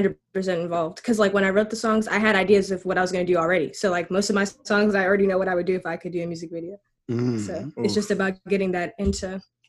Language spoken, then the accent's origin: English; Gambia; I was charting in Gambia. Like, that's my home country.